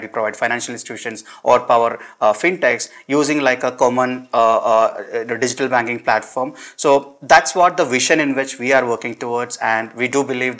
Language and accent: English; Perinthalmanna, Kerala, India; I grew up in a town called Perinthalmanna. This is part of Malappuram district in Kerala.